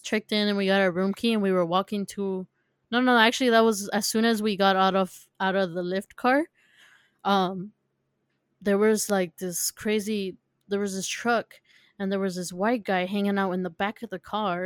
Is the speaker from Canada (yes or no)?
no; San Diego, California, United States; we're from California